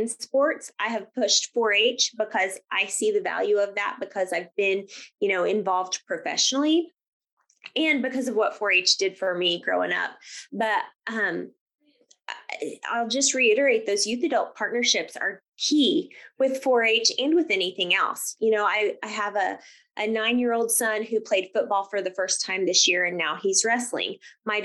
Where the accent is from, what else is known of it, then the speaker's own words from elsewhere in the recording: Grant County, Kansas, United States; also born or lived in Cowley County, Kansas; So I grew up in Grant County